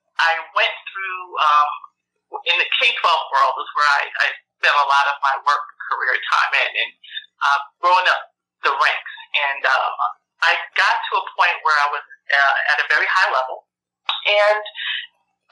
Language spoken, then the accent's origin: English; New York, United States; moved away; also born or lived in Florida / Indiana / Oklahoma; I grew up in New York, moved to Florida when my parents, I say they kidnapped me